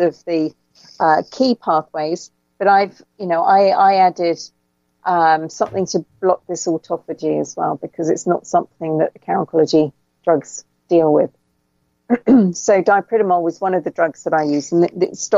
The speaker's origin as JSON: {"language": "English", "region": "England", "country": "United Kingdom", "accent": "English", "said": "It's my English accent."}